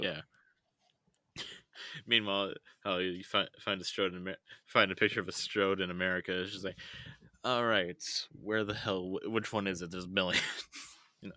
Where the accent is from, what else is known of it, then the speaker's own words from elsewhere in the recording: United States; I'm just the loud American